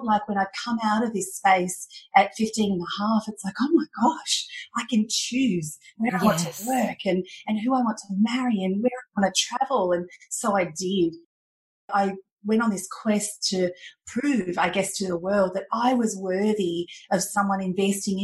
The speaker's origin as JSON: {"language": "English", "region": "country Victoria", "country": "Australia", "tie": "born or raised there", "also_born_or_lived": "Thailand", "said": "I was raised and grew up in a farm in country Victoria from the age of 4."}